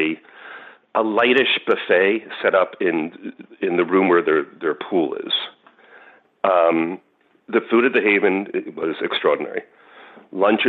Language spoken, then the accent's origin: English; New York, United States; I'm from New York